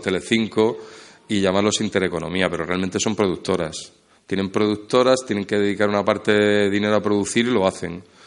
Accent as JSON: {"language": "Spanish", "town": "Motril", "region": "Andalusia", "country": "Spain", "also_born_or_lived": "Madrid", "moved": "yes", "said": "yo soy de Motril"}